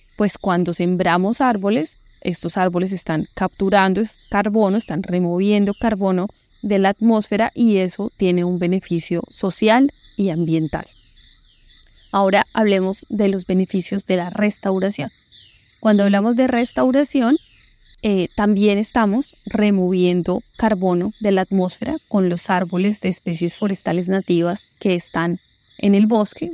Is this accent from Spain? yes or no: no; Bogotá, Colombia; moved away as an adult; now in Florencia, Colombia; como buena rola acostumbrada a los paseos en la sabana de Bogotá